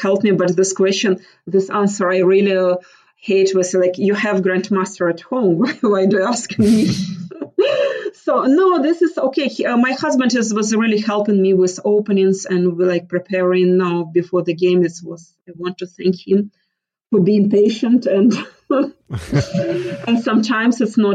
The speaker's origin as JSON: {"language": "English", "town": "Mariupol", "region": "Donetsk Oblast", "country": "Ukraine", "tie": "born or raised there", "moved": "as an adult", "lives_now": "United States", "said": "I'm from Mariupol"}